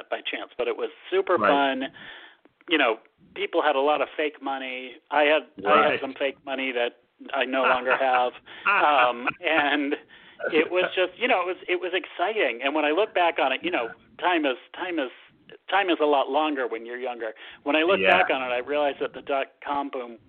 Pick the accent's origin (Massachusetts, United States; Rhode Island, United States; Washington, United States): Massachusetts, United States; also born or lived in San Francisco, United States / Boston, United States; I grew up in Massachusetts